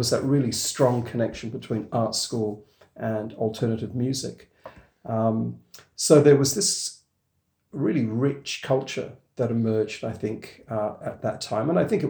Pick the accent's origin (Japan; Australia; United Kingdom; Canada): Australia; Perth, Western Australia; for me, growing up in Perth, it was about having access to 6UVS FM, the alternative, the sound alternative, as it was called, the university radio station.